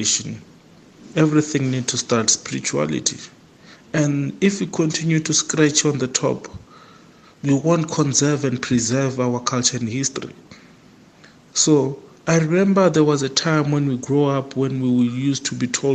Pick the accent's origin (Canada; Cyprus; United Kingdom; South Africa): South Africa; Venda, Limpopo; now in Alexandra, South Africa; I'm also from Venda